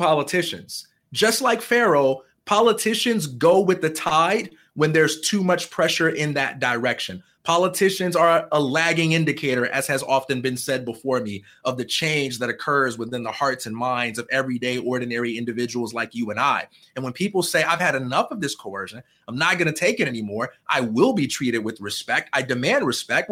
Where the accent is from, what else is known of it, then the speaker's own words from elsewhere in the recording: Chicago, Illinois, United States; I am from Chicago, Illinois, and I am the son of a preacher man